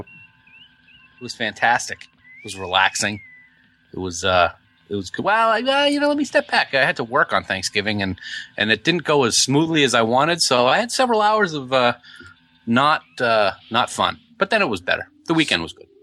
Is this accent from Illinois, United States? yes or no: no; Nashua, New Hampshire, United States; my hometown of Nashua